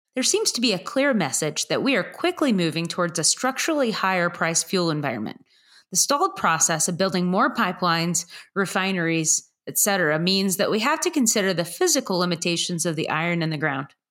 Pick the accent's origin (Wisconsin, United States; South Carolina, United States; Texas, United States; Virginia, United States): Texas, United States; DFW Metroplex; my hometown co op from where I grew up